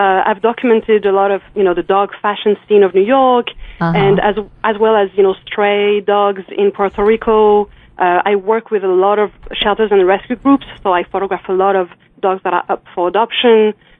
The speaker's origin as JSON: {"language": "English", "country": "France", "said": "I'm from France."}